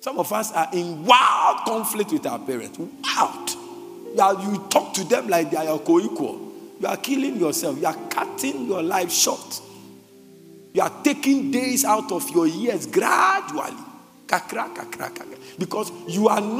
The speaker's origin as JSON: {"language": "English", "country": "Ghana", "said": "as a Christian, I'm not talking as a Ghanaian"}